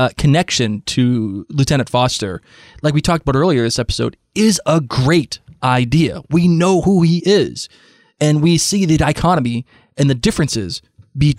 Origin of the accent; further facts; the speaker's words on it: Massachusetts, United States; now in Rhode Island, United States; my home state